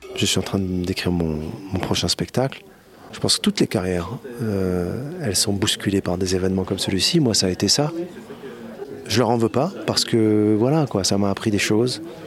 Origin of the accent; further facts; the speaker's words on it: Morocco; Je suis du Maroc